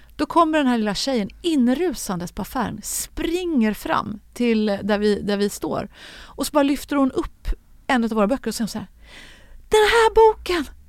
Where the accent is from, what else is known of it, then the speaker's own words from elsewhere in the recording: Gothenburg, Västra Götaland, Sweden; moved away; Jag växte upp bland de där höghusen runt Frölunda torg.